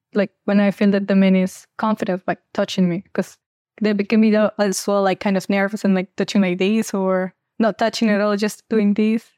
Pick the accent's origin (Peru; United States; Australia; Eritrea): Peru; I'm twenty-five years old, and I come from Peru.